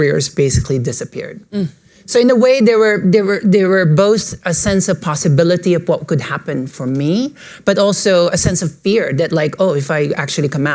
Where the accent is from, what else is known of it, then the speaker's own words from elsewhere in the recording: Philippines; moved away as an adult; now in New York, United States; I was born and raised in the Philippines, and I moved to New York in 2005